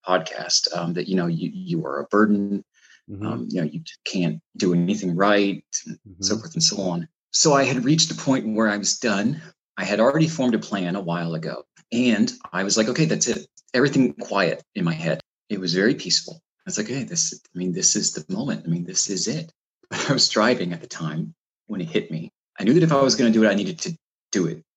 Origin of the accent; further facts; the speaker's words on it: Florida, United States; moved away; I grew up in Florida